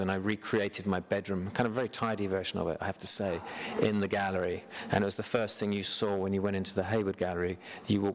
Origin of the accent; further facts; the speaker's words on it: United Kingdom; being British